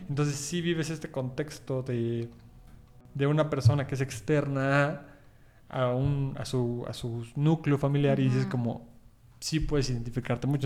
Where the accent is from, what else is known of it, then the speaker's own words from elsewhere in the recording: Puebla, Mexico; yo soy de Puebla